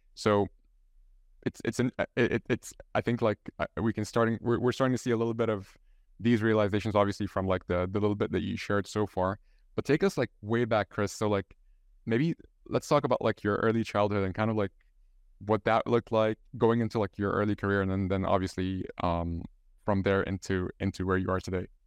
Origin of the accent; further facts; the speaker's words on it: Egypt; first language Arabic; English is a second language; now in Ireland; I'm, I'm from Egypt, so my, my mother tongue is, is Arabic, and I'm living here in, in Ireland